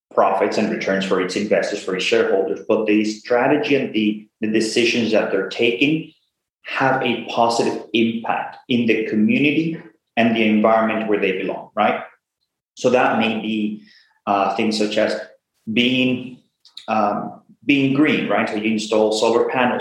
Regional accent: Venezuela; now in United States; I'm originally from Venezuela, been in the US for 22 years, went to school here in the US.

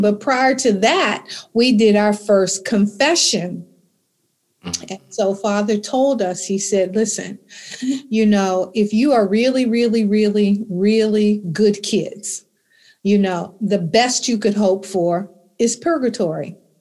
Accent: Alexandria, Virginia, United States; I grew up in Alexandria, Virginia in 1951

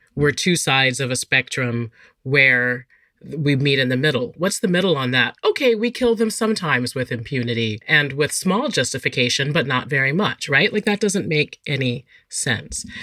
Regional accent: North Carolina, United States; my home state of North Carolina

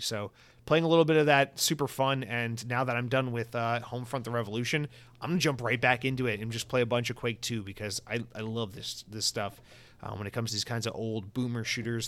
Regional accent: Atlanta, Georgia, United States; I'm from Atlanta.

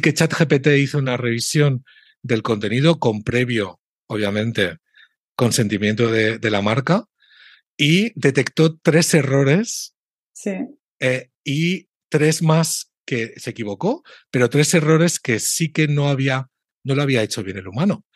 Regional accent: Spain; yo tengo como español

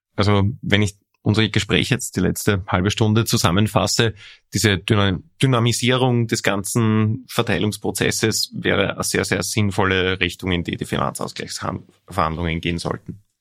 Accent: Lower Austria, Austria; bei uns in Niederösterreich

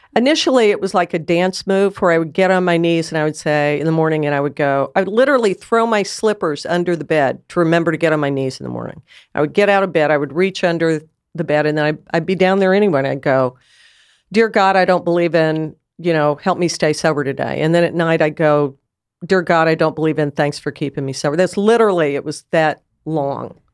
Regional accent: United States; I'm an American

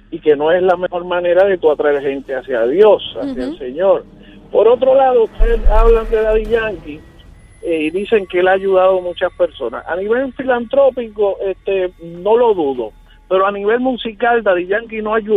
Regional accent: Villa Palmera, Puerto Rico; yo me crié en Villa Palmera.

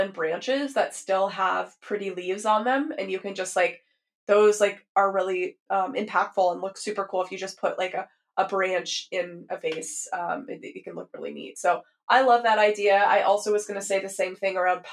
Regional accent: the South, United States; so I grew up in the South, very much a culture of lots of consumption

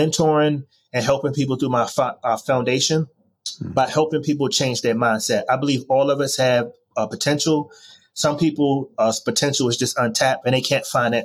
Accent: Washington, District of Columbia, United States; moved away; also born or lived in Miami / Baltimore / New York; I was born in Washington, D.C., and grew up under difficult circumstances back in the late 80s and early 90s

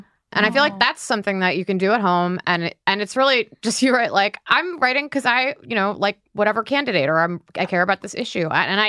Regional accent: United States; But I say I'm American

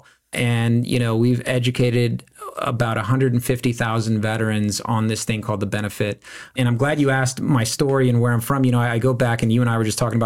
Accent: San Antonio, Texas, United States; moved away as an adult; born and raised in San Antonio, Texas, which is Military City, USA

